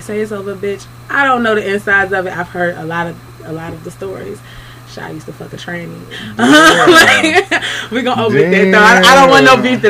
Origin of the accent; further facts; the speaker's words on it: Washington, District of Columbia, United States; growing up in D.C.